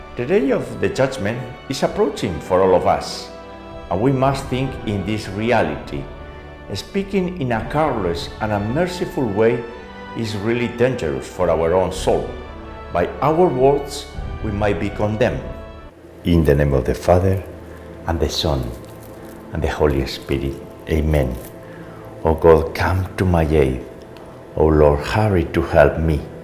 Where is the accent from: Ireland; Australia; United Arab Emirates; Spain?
Spain; Navarre; moved away; my hometown in Navarre, in Spain